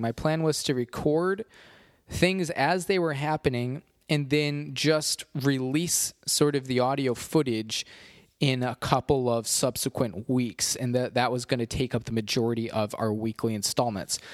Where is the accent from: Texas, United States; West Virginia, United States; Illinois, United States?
Illinois, United States; Chicago; I was from Chicago